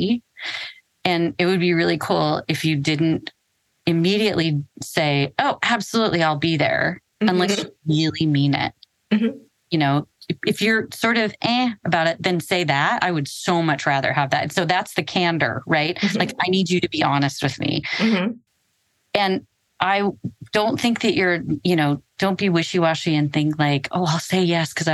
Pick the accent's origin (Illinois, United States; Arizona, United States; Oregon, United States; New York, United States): Oregon, United States; also born or lived in Seattle, Washington; now in Central coast of California, United States; I was born and raised mostly in Oregon and then lived in Seattle for almost 27 years. And I've been down on the central coast of California now for about 18 months.